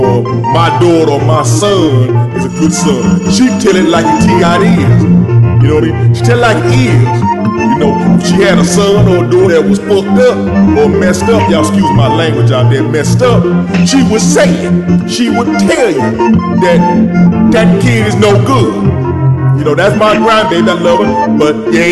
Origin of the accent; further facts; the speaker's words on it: Louisiana, United States; By me being raised the way I was raised down there in Louisiana, down there in that bayou down there